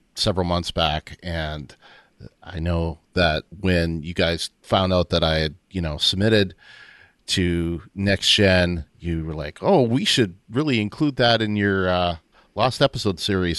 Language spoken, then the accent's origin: English; Windsor, Ontario, Canada; also born or lived in Waterloo, Ontario; I had moved back from, uh, Waterloo, where I went to school, to Windsor, Ontario, um, my hometown